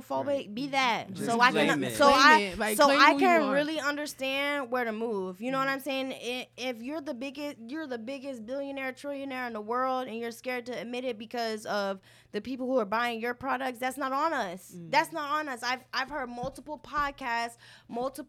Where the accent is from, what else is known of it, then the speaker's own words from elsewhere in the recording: United States; I would consider myself American